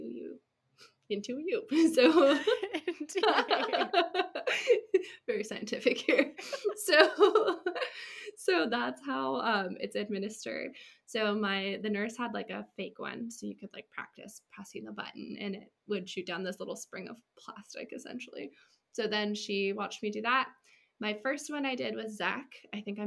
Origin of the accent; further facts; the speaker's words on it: California, United States; moved away as an adult; also born or lived in Washington State; I'm from California, and I went to school in Washington State.